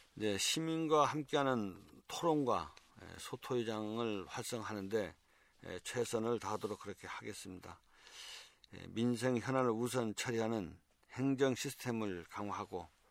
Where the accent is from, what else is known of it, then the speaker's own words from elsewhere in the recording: Seogwipo, Jeju, South Korea; 저는 서귀포에서 나고 자란 음, 토박이입니다.